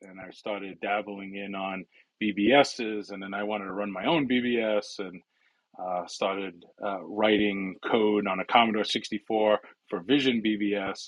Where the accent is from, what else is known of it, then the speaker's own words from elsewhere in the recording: New York City, New York, United States; first language Italian; English is a second language; I grew up in New York City in a small borough called the Bronx. I was born and raised there